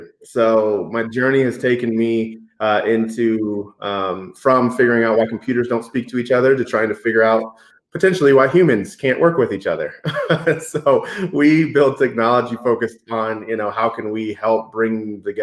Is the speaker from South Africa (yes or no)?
no; Denver, Colorado, United States; also born or lived in Boston, Massachusetts; I am close to a Colorado native. Moved here when I was 3, but my dad was in the Air Force, so I happened to be born right outside of Boston. And moved here when I was young. Always grew up